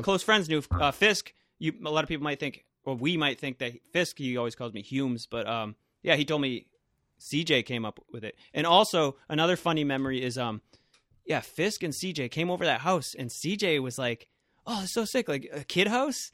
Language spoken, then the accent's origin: English; Millis, Massachusetts, United States; also born or lived in Holliston; my hometown of Millis